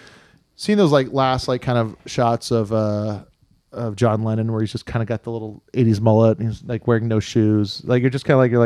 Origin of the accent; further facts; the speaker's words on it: Kailua, Hawaii, United States; I'm from Kailua.